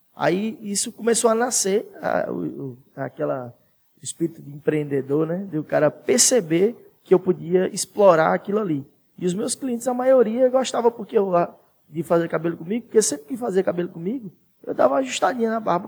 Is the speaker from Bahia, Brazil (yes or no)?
yes; Santana do Sobrado, Bahia, Brazil; moved away as an adult; now in Petrolina, Brazil; eu saí de Santana